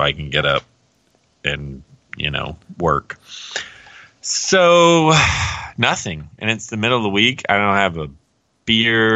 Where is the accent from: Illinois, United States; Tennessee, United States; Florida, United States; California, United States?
Florida, United States; Pensacola; you and I both were humans raised in Pensacola, Florida, in the panhandle